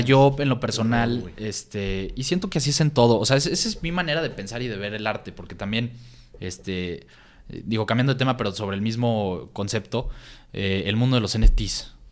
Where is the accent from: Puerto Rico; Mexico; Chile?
Mexico; San Luis Potosí; moved away; also born or lived in Guadalajara; nosotros viniendo de San Luis, que no, la cultura apenas está creciendo en San Luis